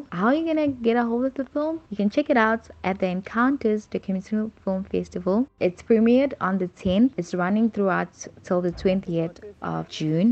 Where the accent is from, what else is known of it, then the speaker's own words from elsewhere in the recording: Durban, KwaZulu-Natal, South Africa; now in Cape Town, South Africa; I am from Durban. I am a filmmaker based in Cape Town